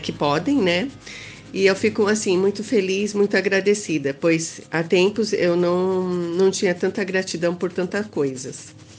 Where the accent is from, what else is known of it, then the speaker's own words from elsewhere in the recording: São Paulo, Brazil; eu não sou do norte, não. Eu sou aqui de São Paulo, é, na, da mesma cidade que a Beth, né? São Paulo, capital